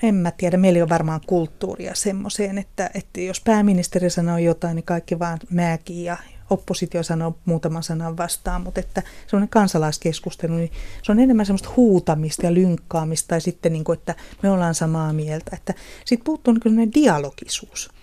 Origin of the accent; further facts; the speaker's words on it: Kotka, Kymenlaakso, Finland; mä oon kotoisin tuolta Kotkan Karhulasta